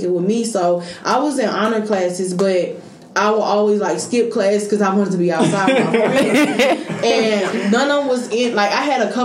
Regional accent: St. Louis, Missouri, United States; I'm from St. Louis, Missouri, the city part of St. Louis, Missouri

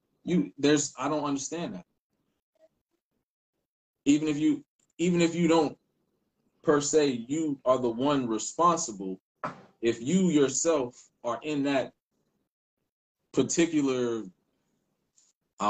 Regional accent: Philadelphia, Pennsylvania, United States; moved away; I'm from Philly. I'm a Philly dude

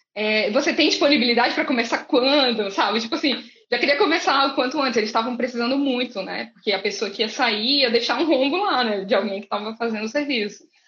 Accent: Brazil; moved away as an adult; also born or lived in Dublin, Ireland; eu saí do Brasil engenheira e cheguei na Europa analfabeta

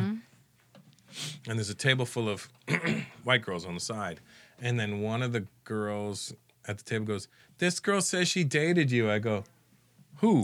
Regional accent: Canada; growing up in Canada

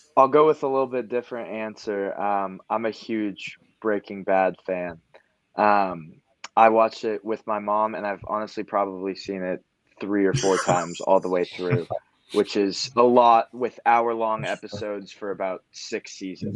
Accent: Oregon, United States; moved away as an adult; I grew up in Oregon. I went to the University of Oregon.

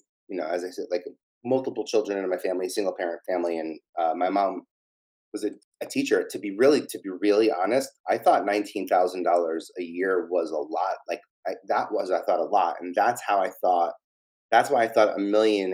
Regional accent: New York City, New York, United States; I'm from Staten Island

